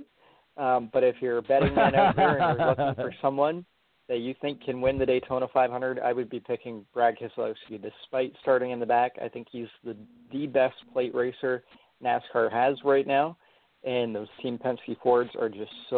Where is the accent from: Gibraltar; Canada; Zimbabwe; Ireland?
Canada; we're Canadian. Like, as a Canadian